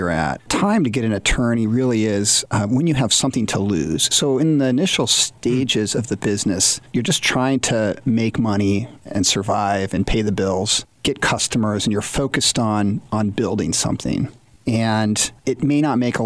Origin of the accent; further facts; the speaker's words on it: outside of Seattle, Washington, United States; moved away as an adult; also born or lived in Notre Dame, Indiana; I grew up outside of Seattle